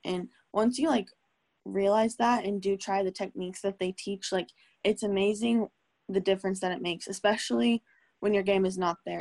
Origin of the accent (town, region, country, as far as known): Norman, Oklahoma, United States; born or raised there; also born or lived in Tulsa, Oklahoma